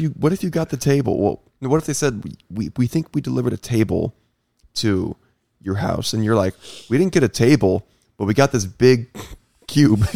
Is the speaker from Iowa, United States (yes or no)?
yes; Iowa, United States; I grew up in Iowa